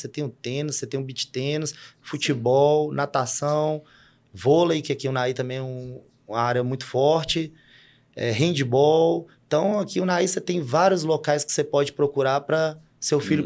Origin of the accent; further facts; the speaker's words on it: Sete Lagoas, Minas Gerais, Brazil; moved away as an adult; now in Unaí, Brazil; eu nasci em Sete Lagoas, cresci num bairro de média, baixa classe.